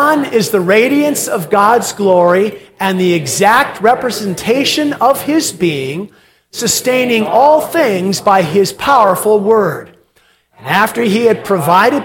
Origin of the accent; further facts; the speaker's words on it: United States; as American Christians